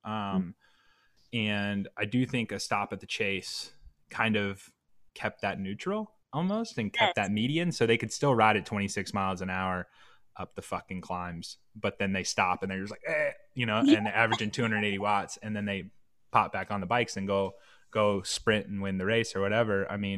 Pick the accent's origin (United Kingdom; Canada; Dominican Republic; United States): United States; South Carolina; So I'm from South Carolina, and I worked really, really hard to lose my accent.